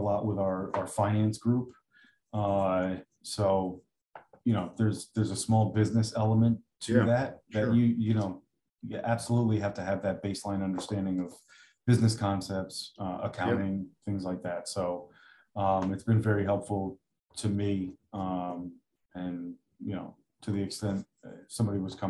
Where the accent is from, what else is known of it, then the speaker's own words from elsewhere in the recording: Stratford, Connecticut, United States; now in Orange, United States; I'm probably 10 minutes away from where I grew up in Stratford. So literally 10 minutes from the house I grew up in.